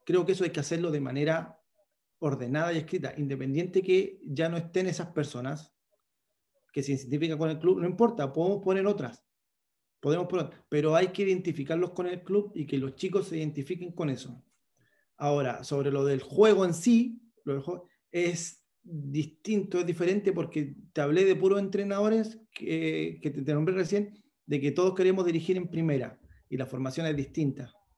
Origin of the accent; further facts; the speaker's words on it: Concón, Valparaíso, Chile; Yo soy de Concón